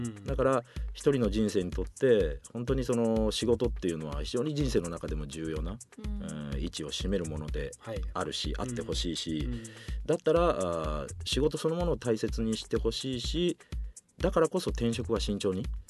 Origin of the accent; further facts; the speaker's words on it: Ochi District, Ehime, Japan; moved away; もともとは私あの愛媛県出身で、はいはい、愛媛県越智郡というところの出身なんです